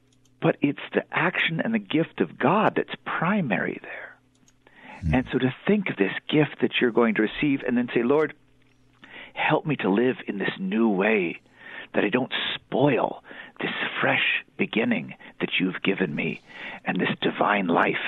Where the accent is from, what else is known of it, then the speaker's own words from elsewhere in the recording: Texas, United States; now in Minnesota, United States; I grew up in Texas, Juan. I don't know if you know. So enjoy the warm weather down there for me as I'm shivering up here in Minnesota.